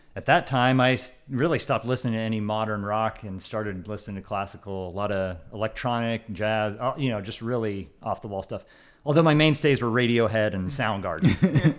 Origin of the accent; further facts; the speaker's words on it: Central Illinois, United States; I'm also from Central Illinois